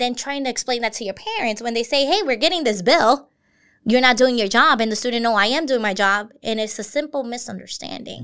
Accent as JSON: {"language": "English", "town": "New York City", "region": "New York", "country": "United States", "tie": "born or raised there", "said": "I grew up in Brooklyn"}